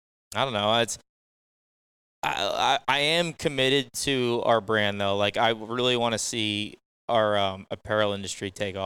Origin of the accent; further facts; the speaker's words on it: New Jersey, United States; now in North Carolina, United States; They had no idea I was from I was from Jersey.